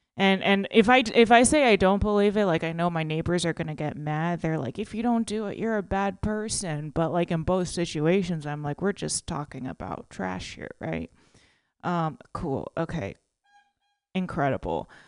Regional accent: Texas, United States; now in California, United States; I'm originally from Texas, so like when I moved to California

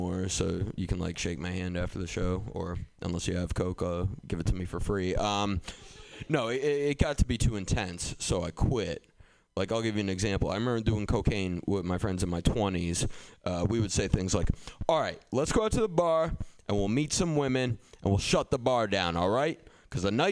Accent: Boston, Massachusetts, United States; also born or lived in Somerville; I grew up in Boston

